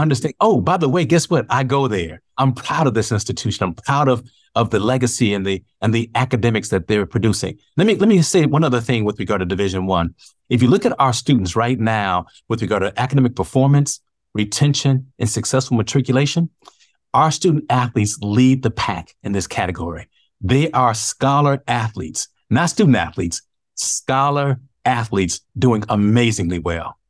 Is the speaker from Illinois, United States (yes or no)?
yes; Chicago, Illinois, United States; now in Evansville, United States; Born and raised in Chicago. I'm, I listen, I am a proud product of the South Side of Chicago.